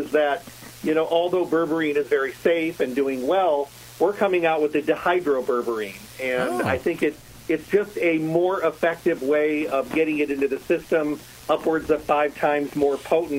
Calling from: Las Vegas, Nevada, United States; From Las Vegas, from home.

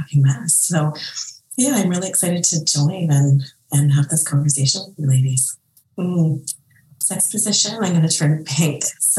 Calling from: Thompson, Manitoba, Canada; I am joining from Thompson, Manitoba. It's very, very cold here.

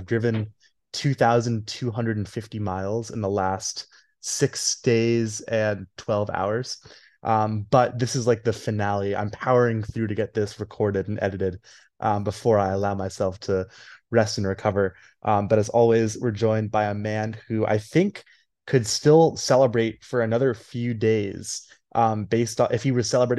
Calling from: South Carolina, United States; there are 3,800 of us in the entire state of South Carolina, where I'm recording this from.

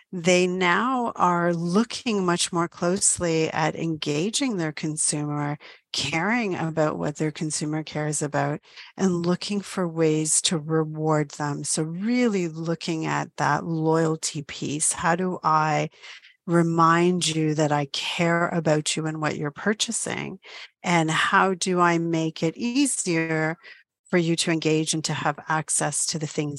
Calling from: Toronto, Ontario, Canada; I'm joining you from Toronto, Ontario, good old Canada.

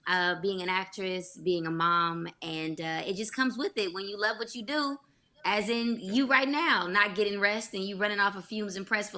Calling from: Los Angeles, California, United States; Hey, viewers, I am joining you from Los Angeles, California, baby.

